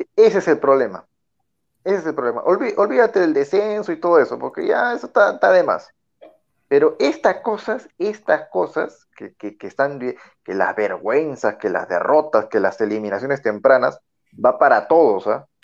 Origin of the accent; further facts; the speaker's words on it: Peru; somos peruanos